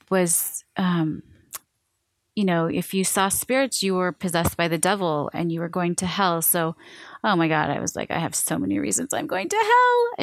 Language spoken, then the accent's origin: English; Seattle, Washington, United States; also born or lived in Hawaii; I was born in Hawaii and then I was raised in Seattle